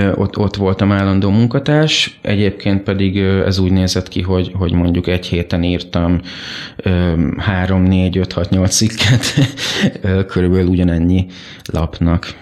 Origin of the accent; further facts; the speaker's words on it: Mosonmagyaróvár, Győr-Moson-Sopron, Hungary; moved away as an adult; now in Budapest, Hungary; én sokáig éltem egy kisvárosban, Moson-Magyaróváron, ami a szülővárosom is egyben